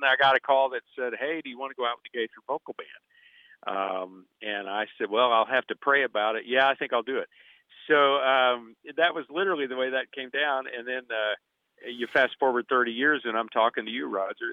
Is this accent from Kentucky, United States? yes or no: yes; Russell Springs, Kentucky, United States; I, I And from a small town of twenty-five hundred people in Kentucky, uh, the town is Russell Springs